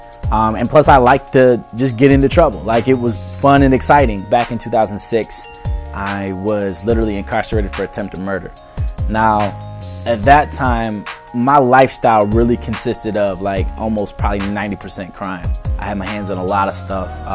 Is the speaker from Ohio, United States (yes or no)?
no; Detroit, Michigan, United States; also born or lived in Madison Heights, Michigan; I'm from Detroit, Michigan. You know, I really grew up in a broken home. Was in Madison Heights until I was about 11 years old.